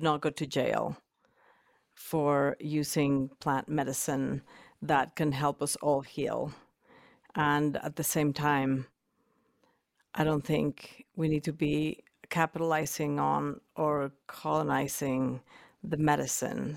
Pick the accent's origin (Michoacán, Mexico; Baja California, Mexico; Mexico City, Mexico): Mexico City, Mexico; moved away as an adult; now in Boulder, Colorado, United States; I was born and raised in Mexico City